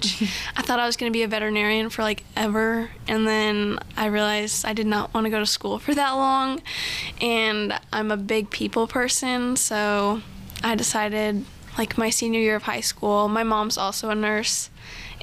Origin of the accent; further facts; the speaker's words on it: Corpus Christi, Texas, United States; moved away; I'm from Corpus Christi